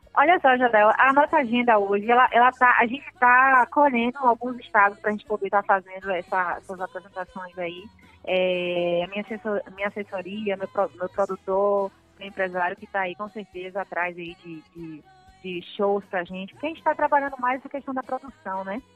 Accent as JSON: {"language": "Portuguese", "country": "Brazil", "tie": "born or raised there", "said": "na cidade de Marcelino de Souza, onde eu nasci."}